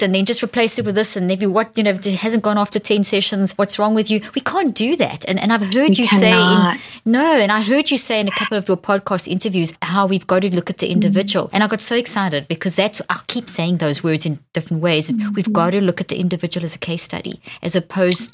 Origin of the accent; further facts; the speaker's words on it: South Africa; moved away; also born or lived in Zimbabwe; I come from South Africa and I was born in Zimbabwe